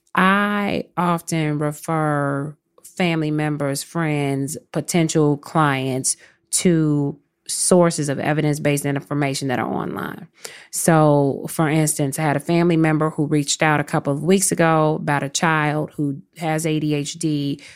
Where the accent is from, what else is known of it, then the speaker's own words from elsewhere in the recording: Chicago, Illinois, United States; moved away as an adult; also born or lived in New York; I'm from Chicago